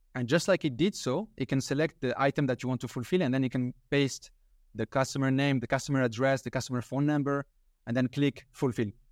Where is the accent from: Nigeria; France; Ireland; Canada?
France; I'm from France